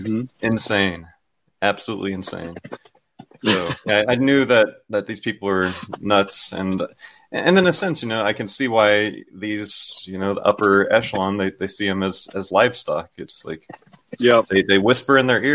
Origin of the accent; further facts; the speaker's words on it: Phoenix, Arizona, United States; I was born in a city. I was born in Phoenix, Arizona